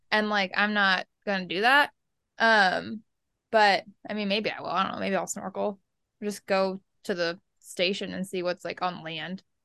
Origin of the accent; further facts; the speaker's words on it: Lower Keys, Florida, United States; we're from the Lower Keys